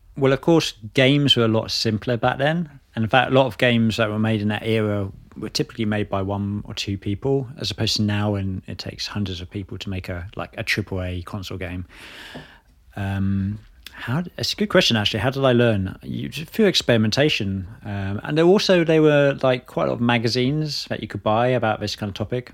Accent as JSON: {"language": "English", "area": "Hertfordshire", "region": "East of England", "country": "United Kingdom", "tie": "born or raised there", "also_born_or_lived": "Bristol", "moved": "as an adult", "lives_now": "London, United Kingdom", "said": "I grew up in Hertfordshire"}